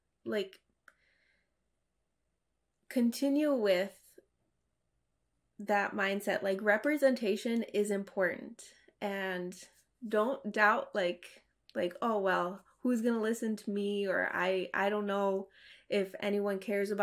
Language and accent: English; United States; growing up in America and being assimilated